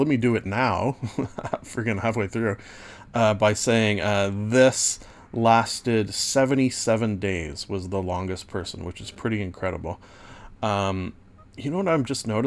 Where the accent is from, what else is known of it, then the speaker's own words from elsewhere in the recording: Southern Ontario, Canada; as a Southern Ontario resident